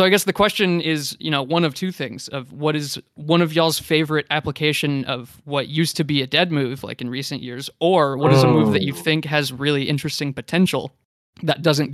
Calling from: San Antonio, Texas, United States; I'm calling in from San Antonio, Texas.

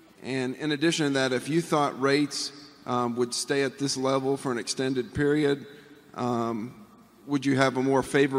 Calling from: Atlanta, Georgia, United States; from Atlanta.

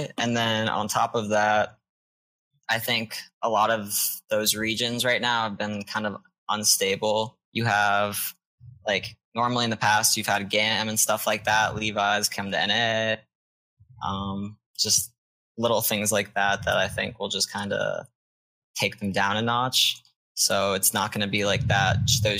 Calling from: Orlando, Florida, United States; I'm calling from Orlando, Florida. Florida man.

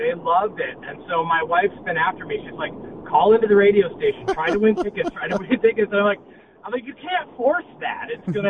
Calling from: Orlando, Florida, United States; I'm calling from Orlando.

